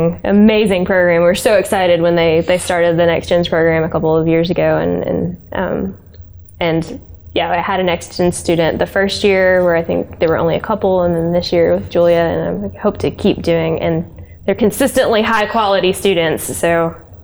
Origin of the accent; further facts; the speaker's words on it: Roane County, Tennessee, United States; I'm a local. I grew up like in Roane County